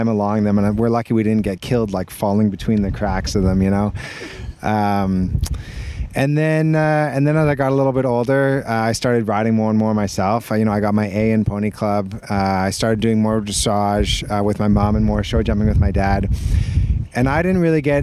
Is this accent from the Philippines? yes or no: no; Vancouver, British Columbia, Canada; I grew up in Vancouver, which is on the west coast of Canada.